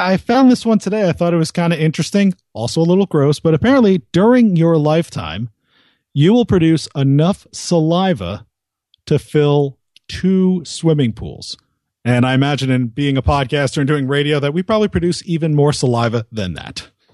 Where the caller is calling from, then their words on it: Princeton, New Jersey, United States; I'm calling from just outside the Princeton, New Jersey area